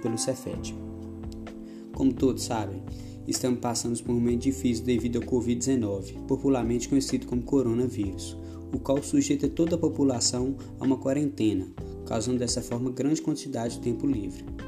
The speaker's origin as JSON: {"language": "Portuguese", "area": "Curvelo", "region": "Minas Gerais", "country": "Brazil", "said": "sou de Curveiro, cidade localizada no centro de Minas Gerais"}